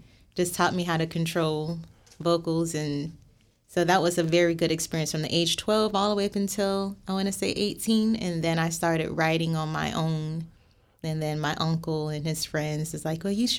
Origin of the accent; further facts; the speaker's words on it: Miami, Florida, United States; moved away as an adult; also born or lived in Phoenix, Arizona; now in Pittsburgh, United States; Born and raised in Miami, Florida